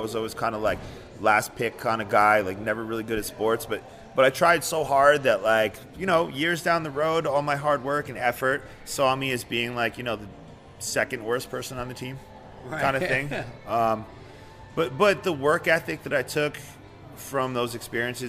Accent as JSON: {"language": "English", "town": "Hawthorne", "region": "New Jersey", "country": "United States", "tie": "born or raised there", "also_born_or_lived": "Ridgewood, New Jersey / Paterson, New Jersey", "moved": "as an adult", "lives_now": "Las Vegas, United States", "said": "I grew up in Hawthorne. Went to Washington School, Lincoln, Hawthorne High"}